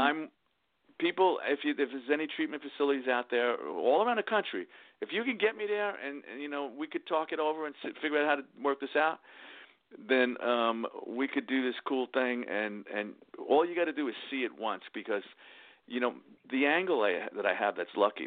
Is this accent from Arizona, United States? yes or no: no; New York City, New York, United States; also born or lived in Queens; I grew up in the Bronx, but we moved to Queens